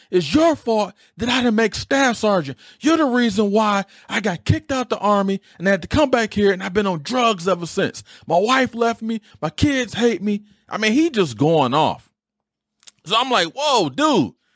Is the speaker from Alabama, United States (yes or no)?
no; Detroit, Michigan, United States; I grew up in Detroit. All of us grew up in Detroit